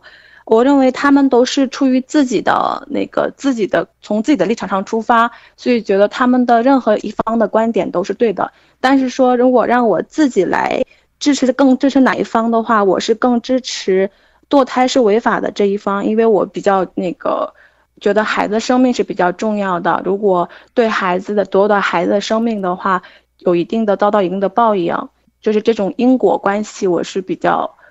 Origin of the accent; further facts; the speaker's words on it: China; 啊，你好，我是从中国来的女性。